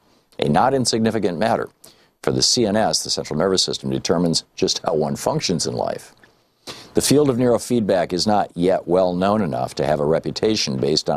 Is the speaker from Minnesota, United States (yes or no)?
no; Michigan, United States; moved away as an adult; You know, I grew up in Michigan. I lived there until I was 27 years old.